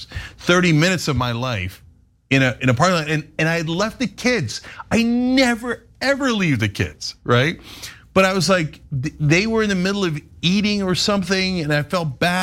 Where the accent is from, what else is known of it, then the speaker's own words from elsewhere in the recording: New Jersey, United States; moved away as an adult; also born or lived in Istanbul, Turkey; now in Los Angeles, United States; I grew up in New Jersey with giant open parking lots